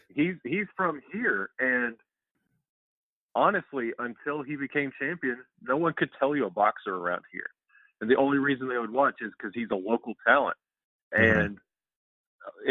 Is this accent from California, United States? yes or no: no; Alabama, United States; being from Alabama, like that stigma of hockey down here in the South